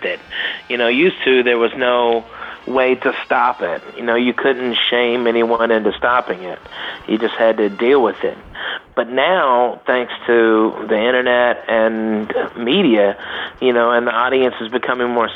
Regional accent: Arkansas, United States; in Arkansas where I grew up

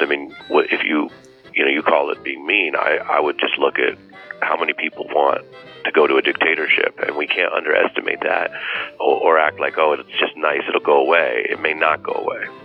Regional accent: Seattle, Washington, United States; I grew up in Seattle

